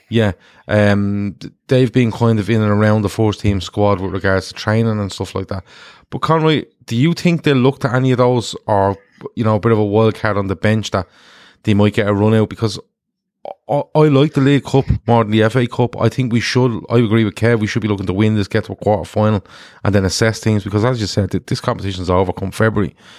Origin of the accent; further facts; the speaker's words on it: Ireland; I'm an Irish man